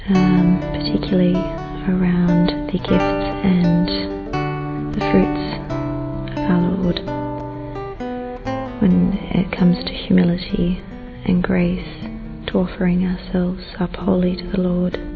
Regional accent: Melbourne, Victoria, Australia; I'm 32 and I'm from Melbourne, Australia, from an Italian family.

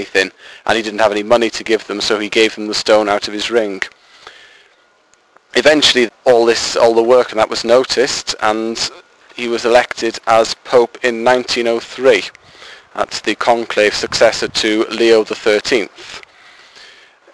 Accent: Diocese of Wrexham, North Wales, United Kingdom; I am 23 and from the Roman Catholic Diocese of Wrexham in North Wales

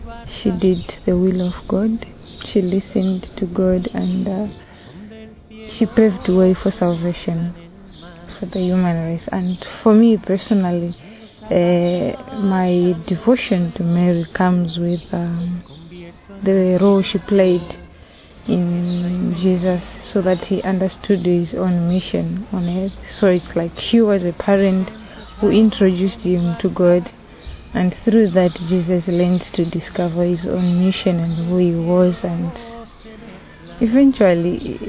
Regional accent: Zimbabwe; I'm Zimbabwean.

